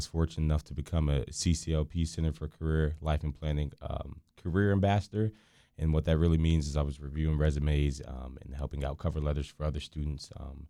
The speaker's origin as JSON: {"language": "English", "town": "Deltona", "region": "Florida", "country": "United States", "tie": "born or raised there", "also_born_or_lived": "Orlando / Pennsylvania / Rhode Island / Connecticut", "said": "I was born here in Orlando, Florida. And I moved up north for a while to Pennsylvania, Rhode Island, and Connecticut."}